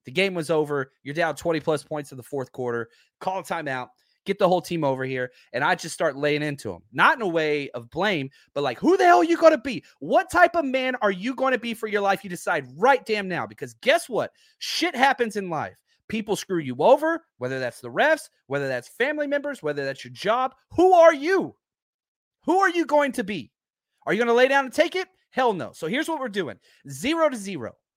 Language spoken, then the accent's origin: English; Dallas, Texas, United States; I grew up in Dallas